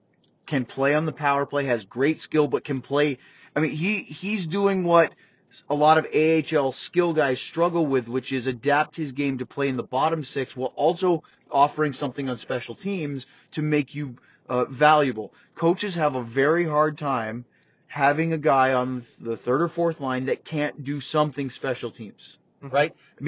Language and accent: English; Blue Hill, Maine, United States; That's from the Blue Hill Fair where I grew up in Maine.